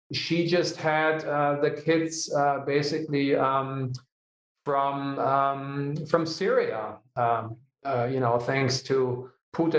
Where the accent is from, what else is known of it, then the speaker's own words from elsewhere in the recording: Hanover, Lower Saxony, Germany; it's my hometown